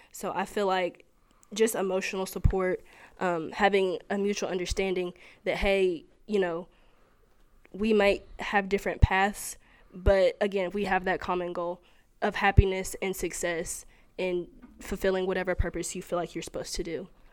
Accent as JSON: {"language": "English", "town": "Cleveland", "region": "Tennessee", "country": "United States", "said": "I'm from Cleveland, Tennessee"}